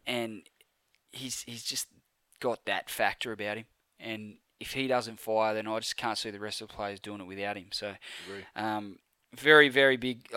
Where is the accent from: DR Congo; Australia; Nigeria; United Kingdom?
Australia; Penrith, New South Wales; I was born in Penrith Hospital